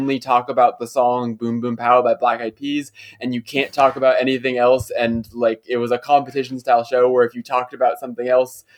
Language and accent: English; United States; especially when I was growing up in America in like the kind of late 2000s, early 2010s